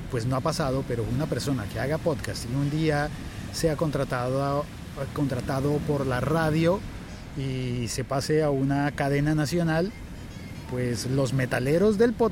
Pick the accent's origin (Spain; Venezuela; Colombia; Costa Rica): Colombia; Bogotá; Yo soy de Bogotá a muchas horas de cualquier playa.